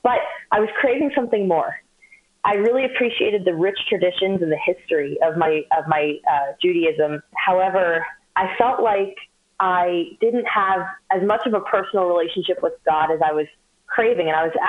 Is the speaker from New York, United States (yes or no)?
yes; New York City, New York, United States; I grew up in New York City.